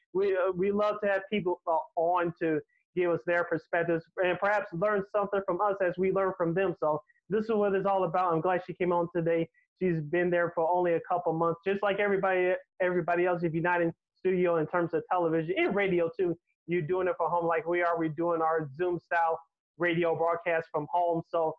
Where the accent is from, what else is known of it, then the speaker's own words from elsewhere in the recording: Chicago, Illinois, United States; as a Chicagoan